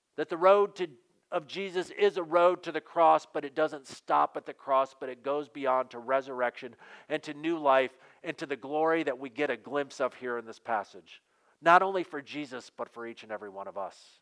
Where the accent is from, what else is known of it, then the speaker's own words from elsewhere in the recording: Western Michigan, United States; growing up in Western Michigan there is a value that's built into us